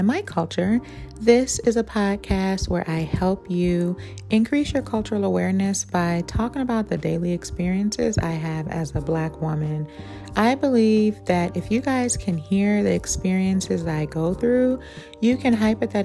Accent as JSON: {"language": "English", "town": "Oakland", "region": "California", "country": "United States", "tie": "born or raised there", "also_born_or_lived": "Alameda, California", "said": "I'm from East Oakland, and I'm very proud of that. It's a very urban area. Well, it used to be an urban area. With gentrification, it's starting to change. But when I grew up, it was a very urban area"}